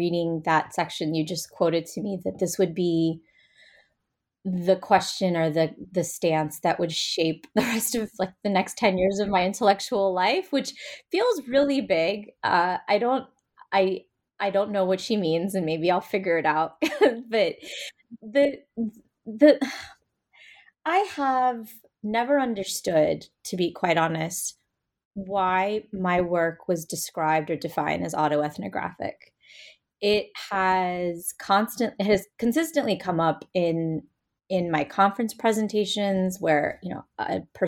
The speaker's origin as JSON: {"language": "English", "country": "United States", "said": "as an Indian American, as a Brahmin woman, as somebody who's located in a U.S. Academy setting"}